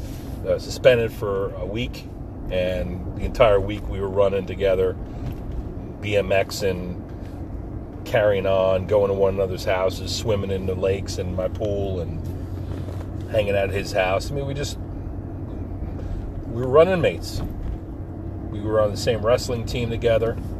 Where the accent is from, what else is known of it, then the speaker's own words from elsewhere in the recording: Forked River, New Jersey, United States; We grew up in a picturesque Pine Barrens town on the Barnegat Bay, Forked River, New Jersey, Lacey Township